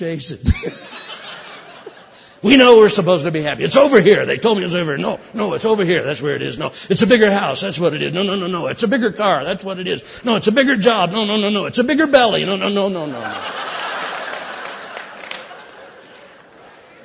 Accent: California, United States; I'm from California.

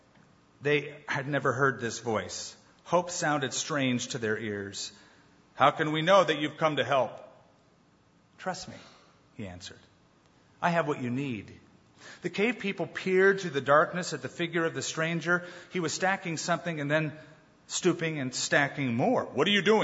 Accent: United States; I've traveled around as an American, and I don't look Middle Eastern. I do look American.

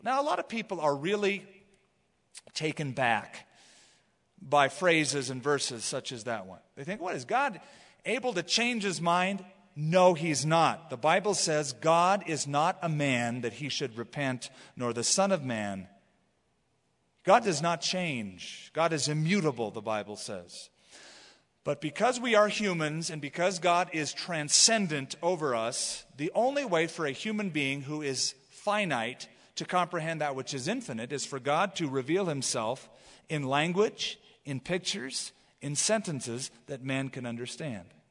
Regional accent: United States; I grew up for many years as an American

